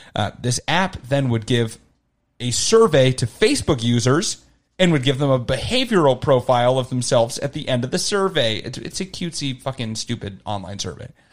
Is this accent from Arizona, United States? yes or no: yes; Arizona, United States; moved away; I was from Arizona